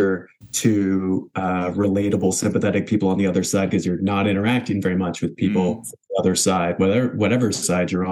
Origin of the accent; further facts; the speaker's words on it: the South, United States; now in Bay Area, California, United States; experiences I had growing up in the South.